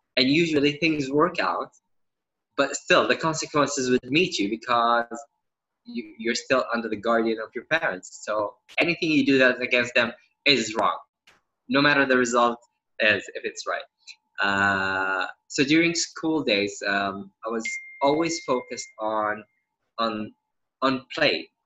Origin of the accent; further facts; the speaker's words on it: Saudi Arabia; I was born and raised in Saudi